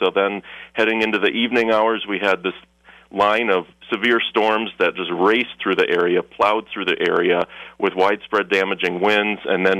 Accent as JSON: {"language": "English", "town": "Milwaukee", "region": "Wisconsin", "country": "United States", "also_born_or_lived": "La Crosse, Wisconsin", "moved": "yes", "said": "I'm from Wisconsin originally, from the Milwaukee area, so I was really excited to get back to my home state. But yeah, I've been in La Crosse area for 3 years now"}